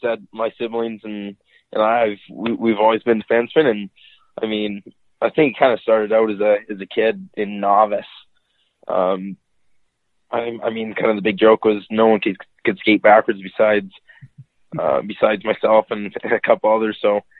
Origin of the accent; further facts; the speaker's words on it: Red Deer, Alberta, Canada; Red Deer, Alberta.